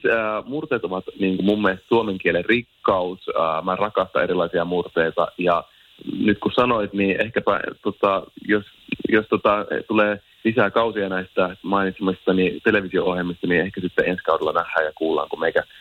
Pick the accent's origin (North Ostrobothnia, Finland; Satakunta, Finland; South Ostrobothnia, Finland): North Ostrobothnia, Finland; Oulu; accent: Oulu dialect; mä oon Oulusta ja sen takia kuulostan tältä.